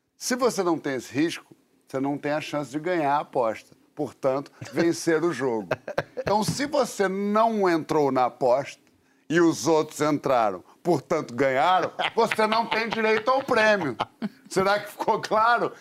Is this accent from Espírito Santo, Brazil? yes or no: no; Rio de Janeiro, Brazil; quando eu era garoto, lá no Leme, na Prado Júnior